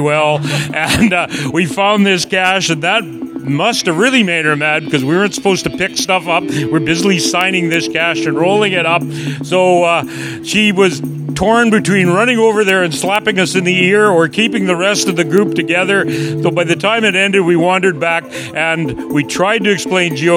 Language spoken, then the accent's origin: English; Quesnel, British Columbia, Canada; I'm from Quesnel, British Columbia